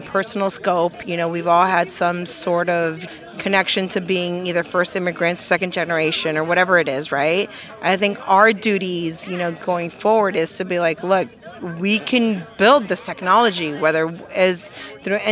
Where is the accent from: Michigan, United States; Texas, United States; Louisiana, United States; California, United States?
California, United States; San Francisco; I'm born and bred in San Francisco